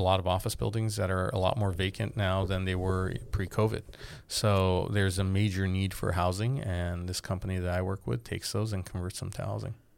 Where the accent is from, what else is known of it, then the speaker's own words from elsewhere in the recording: Glendale, California, United States; also born or lived in Boston; I grew up in Glendale, so I saw um, my city changing